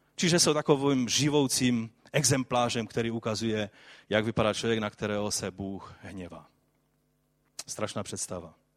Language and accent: Czech; Silesia, Czechia; jak se říká tady u nás na Slesku